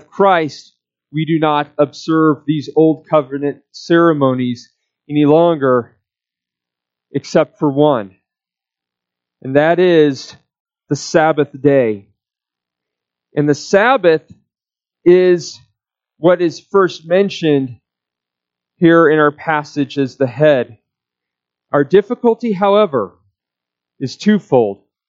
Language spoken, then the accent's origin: English; Omaha, Nebraska, United States; now in Wyoming, United States; in my hometown of Omaha, Nebraska, it was a war zone